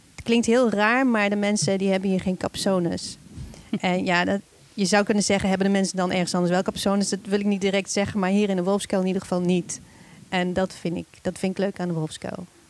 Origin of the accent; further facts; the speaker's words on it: Nijmegen, Gelderland, Netherlands; moved away as an adult; also born or lived in Hilversum / Amsterdam; Ik ben geboren en getogen in Nijmegen